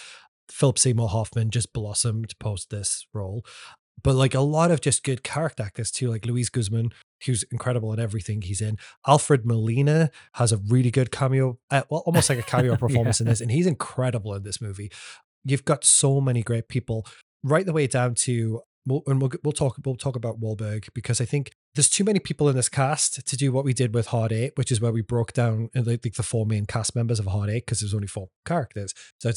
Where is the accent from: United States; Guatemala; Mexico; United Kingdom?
United Kingdom; England; This is what I know about Burt Reynolds as an Englishman